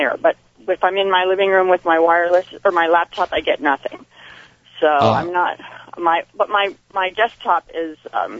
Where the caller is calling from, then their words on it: San Jose, California, United States; I'm calling from San Jose.